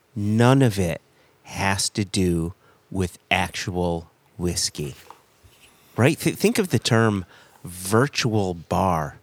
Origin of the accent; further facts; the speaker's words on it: United States; as an American